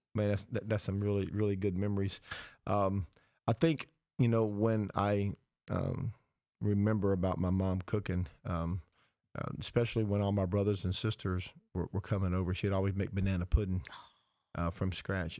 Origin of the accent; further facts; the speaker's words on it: the South, United States; our boyhood memories of growing up in the South